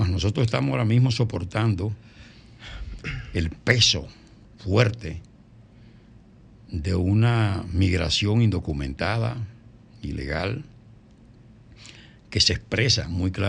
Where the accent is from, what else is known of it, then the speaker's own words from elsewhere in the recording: Dominican Republic; de la única manera que como dominicanos podemos seguir